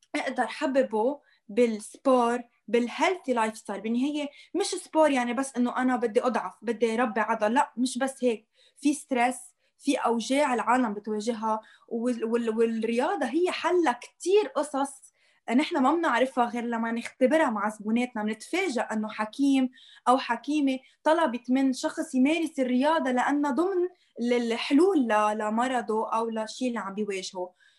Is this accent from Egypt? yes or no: no; Lebanon; عندنا بلبنان